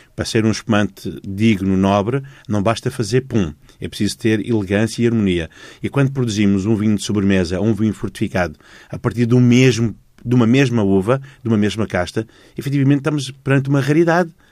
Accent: Dondo, Cuanza Norte, Angola; os alemães instalaram a fábrica da ECA no centro de Angola, hum. de onde eu sou originário

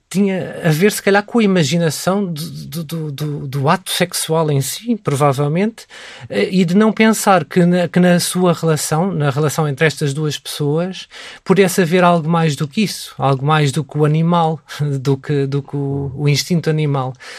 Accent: Portugal; sou católico porque nasci em Portugal e porque nasci no seio de uma família católica

